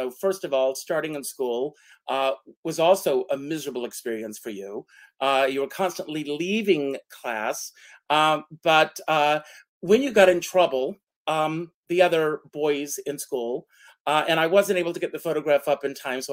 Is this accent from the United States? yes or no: yes; South Carolina, United States; moved away; also born or lived in New York; I growing up in South Carolina, coming to New York